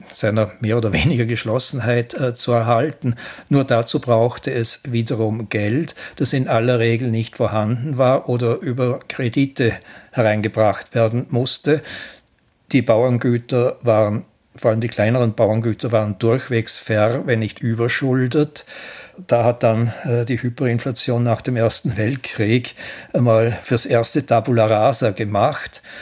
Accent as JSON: {"language": "German", "area": "Ländle", "region": "Vorarlberg", "country": "Austria", "said": "als Ländler"}